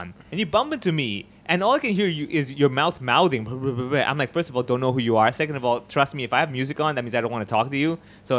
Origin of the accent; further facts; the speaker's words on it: Hong Kong; I grew up in Hong Kong.